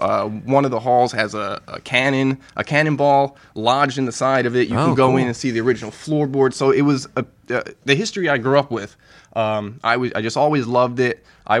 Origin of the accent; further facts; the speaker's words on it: Chesterfield, New Jersey, United States; I'm originally from, you know, born and raised in New Jersey.